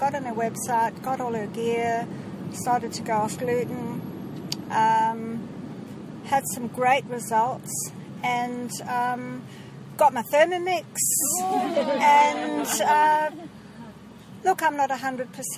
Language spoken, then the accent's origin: English; Zimbabwe; I'm from Zimbabwe.